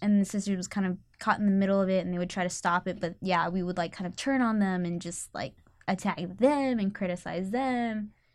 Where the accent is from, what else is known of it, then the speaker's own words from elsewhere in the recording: Katy, Texas, United States; now in Austin, United States; I'm from Katy, Texas